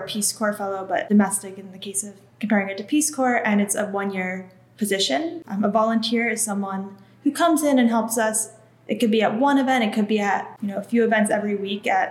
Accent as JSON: {"language": "English", "region": "Northeast", "country": "United States", "moved": "yes", "lives_now": "Philadelphia, United States", "said": "I'm originally from the Northeast."}